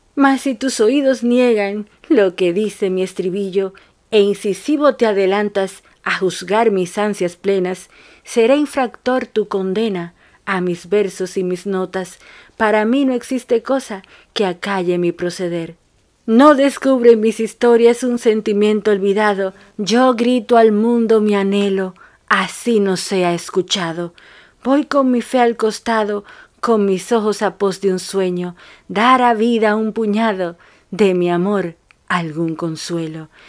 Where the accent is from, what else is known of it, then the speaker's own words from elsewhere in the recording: Dominican Republic; now in Buenos Aires, Argentina; una dominicana, en Argentina